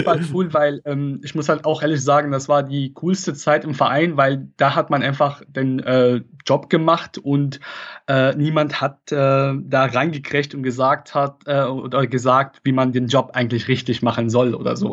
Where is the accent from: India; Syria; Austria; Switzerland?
Syria; Latakia, Latakia Governorate; German is a second language; moved away as an adult; also born or lived in Koblenz, Germany; now in Germany; Ich komme ursprünglich aus Syrien